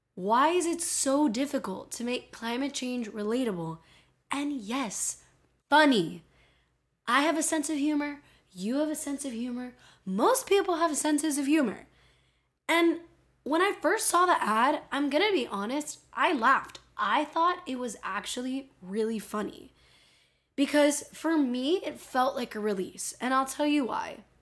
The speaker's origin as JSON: {"language": "English", "town": "Miami", "region": "Florida", "country": "United States", "accent": "Miami", "said": "my Miami accent's"}